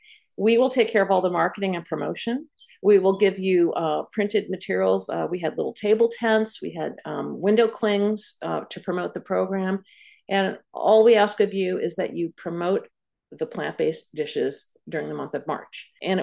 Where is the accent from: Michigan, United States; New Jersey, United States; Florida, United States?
New Jersey, United States; Montclair; promoting plant-based meals in restaurants in Montclair, in my hometown